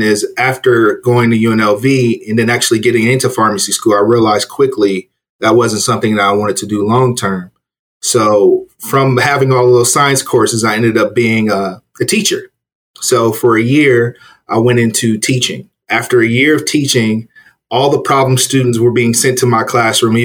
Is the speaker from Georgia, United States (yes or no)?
no; Los Angeles, California, United States; moved away as an adult; now in Las Vegas, United States; I'm originally from Los Angeles, Crenshaw District area of Los Angeles